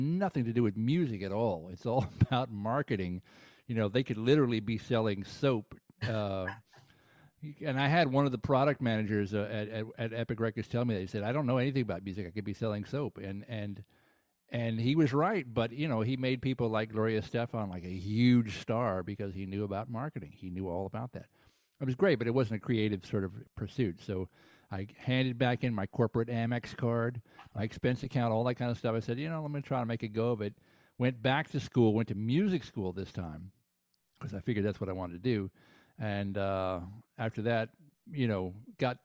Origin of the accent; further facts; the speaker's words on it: Chattanooga, Tennessee, United States; moved away as an adult; also born or lived in New Orleans; now in New York City, United States; I grew up in Chattanooga, Tennessee